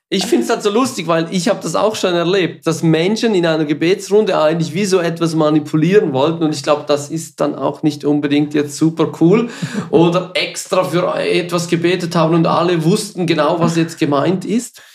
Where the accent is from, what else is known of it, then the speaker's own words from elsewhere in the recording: Switzerland; accent: Swiss German; first language Swiss German; German is a second language; es ist nicht unsere Muttersprache.